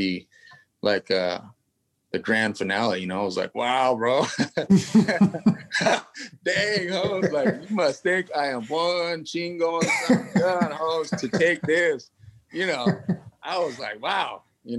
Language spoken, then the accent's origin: English; Lockeford, California, United States; also born or lived in Los Angeles, California; I'm from a small town in Northern California. I'm from Lockford